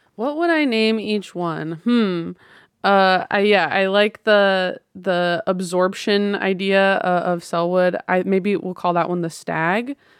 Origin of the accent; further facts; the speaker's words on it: the Northwest, Pacific Northwest, United States; growing up in the Northwest